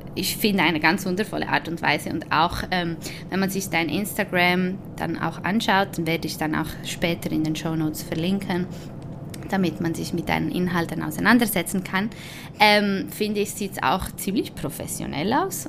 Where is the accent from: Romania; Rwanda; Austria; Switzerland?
Switzerland; ich bin zwar Spanierin und Italienerin, aber ich bin in der Schweiz geboren